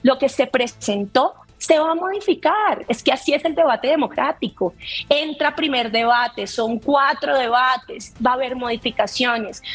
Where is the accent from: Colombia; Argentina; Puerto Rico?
Colombia; nos está costando muchísimo más como colombianos